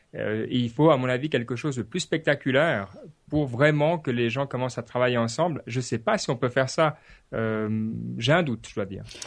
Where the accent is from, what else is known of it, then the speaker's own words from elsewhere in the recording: Switzerland; en tant que Suisse